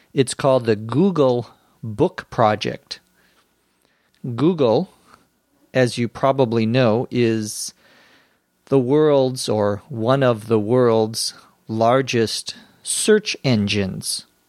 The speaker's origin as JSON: {"language": "English", "country": "United States", "also_born_or_lived": "Los Angeles"}